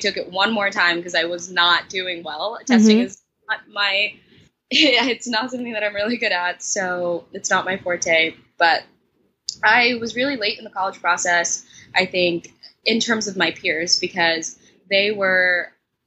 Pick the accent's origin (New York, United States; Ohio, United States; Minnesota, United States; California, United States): New York, United States; New York City; I'm from Brooklyn, New York, and I attend Bard College